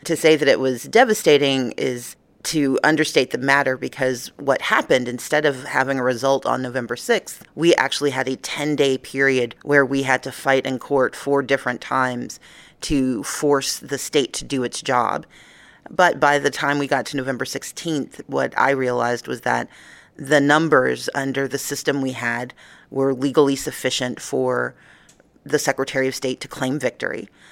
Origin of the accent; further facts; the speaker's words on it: Georgia, United States; my home state of Georgia